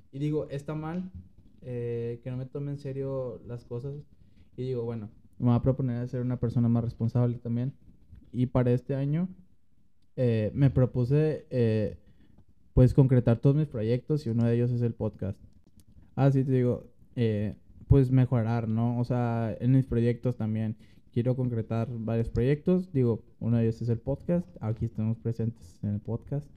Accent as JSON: {"language": "Spanish", "town": "Monterrey", "region": "Nuevo León", "country": "Mexico", "said": "como regio o como mexicano"}